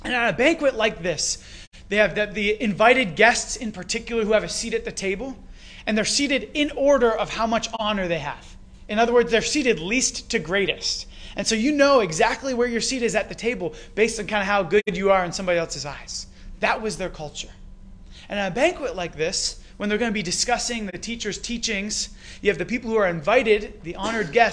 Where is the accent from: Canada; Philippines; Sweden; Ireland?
Canada; accent: Canadian; my Canadian accent came out there.